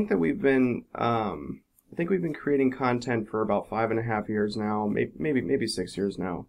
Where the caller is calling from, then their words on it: about an hour south of Cleveland, Ohio, United States; I'm calling from the Flight Test office here. We're about an hour south of Cleveland in Ohio.